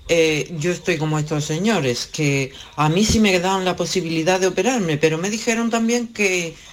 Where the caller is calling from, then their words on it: Málaga, Andalusia, Spain; Eh, soy de Málaga